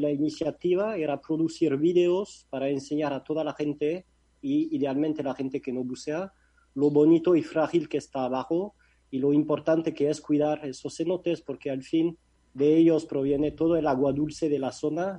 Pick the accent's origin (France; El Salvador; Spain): France; Spanish is a second language; moved away as an adult; now in Mexico; Yo soy de Francia, no de España.